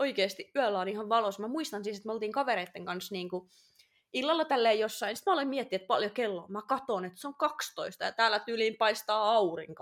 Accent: Oulu, North Ostrobothnia, Finland; accent: Oulu dialect; moved away as an adult; now in Tampere, Finland; asu Oulussa ja mulla tuli se murre niin vahvasti

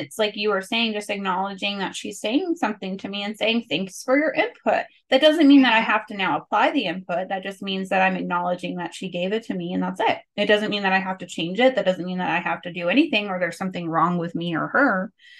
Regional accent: California, United States; is it an Arizona thing? Because I grew up in California.

